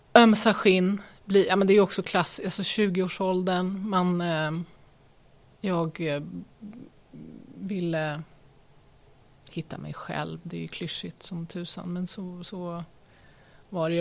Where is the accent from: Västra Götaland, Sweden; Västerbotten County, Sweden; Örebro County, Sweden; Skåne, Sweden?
Örebro County, Sweden; Örebro; moved away as an adult; also born or lived in Lund / Stockholm / Malmö / New York; now in Nora, Sweden; jag har ju bott hela min uppväxt då i Lillån